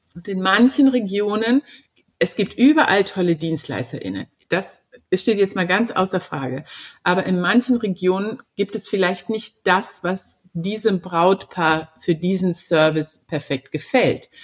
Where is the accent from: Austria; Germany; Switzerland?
Germany; bei uns in Deutschland